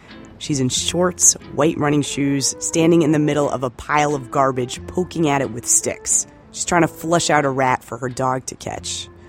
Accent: New York City, New York, United States; as a New Yorker

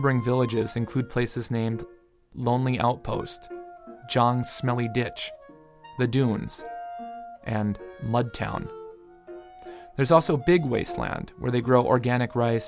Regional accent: United States; moved away as an adult; now in China; I'm an American

